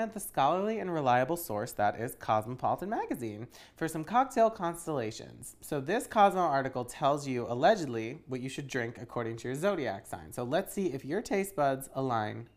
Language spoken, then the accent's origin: English; East Coast, United States; I'm from the East Coast